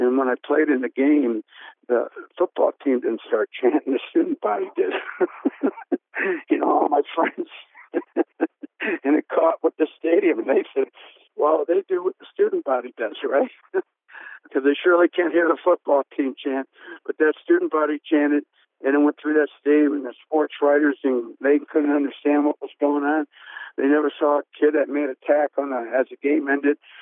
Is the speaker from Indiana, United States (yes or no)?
yes; Indiana, United States; I said, Indiana